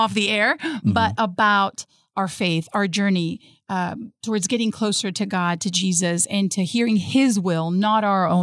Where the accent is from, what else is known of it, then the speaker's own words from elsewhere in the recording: Madrid, Community of Madrid, Spain; moved away; I am from Spain. I was born in Madrid.